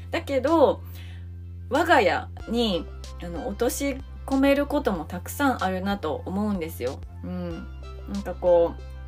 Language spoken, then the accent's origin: Japanese; Japan; also born or lived in United States; 田舎の地元だったので